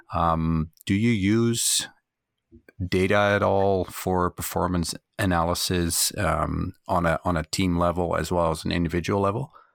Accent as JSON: {"language": "English", "country": "Canada", "said": "as a Canadian"}